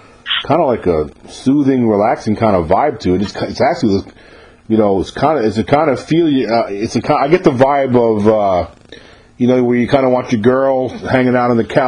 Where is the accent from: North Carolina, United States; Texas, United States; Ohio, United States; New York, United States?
New York, United States; New York area, United States; moved away; I'm from New York originally, so when I was a kid growing up in the New York area